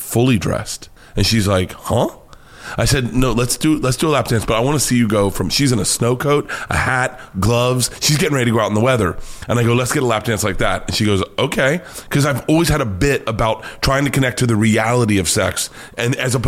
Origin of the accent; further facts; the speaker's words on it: Florida, United States; moved away; I grew up in Florida.